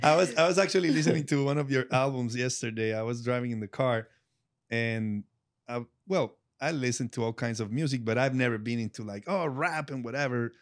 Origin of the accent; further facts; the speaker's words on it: Colombia; English is a second language; moved away; the city where I'm from is very rock driven